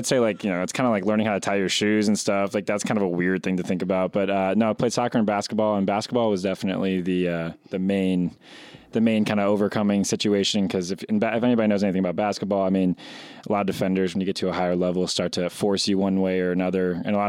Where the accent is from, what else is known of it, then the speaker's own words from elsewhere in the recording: Carmel, Indiana, United States; also born or lived in Illinois; So I'm from Carmel, Indiana. I grew up in Carmel my whole life, but was born in Illinois.